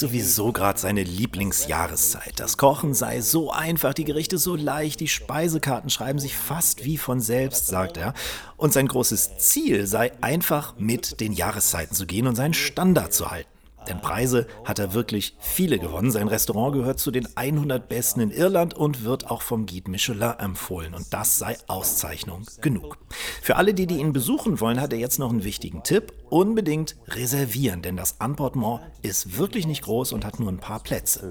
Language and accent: German; Northern Germany, Germany; ich als Norddeutscher